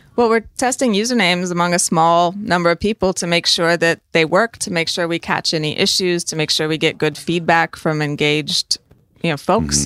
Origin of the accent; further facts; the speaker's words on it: United States; I am an American